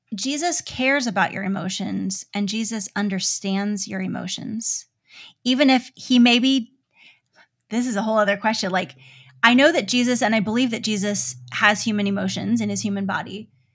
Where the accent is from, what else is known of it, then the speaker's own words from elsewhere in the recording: United States; As an American parent